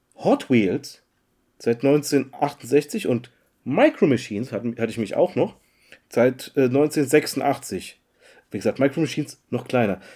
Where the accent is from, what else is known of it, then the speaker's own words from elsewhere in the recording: Mannheim, Baden-Württemberg, Germany; bei uns in Mannheim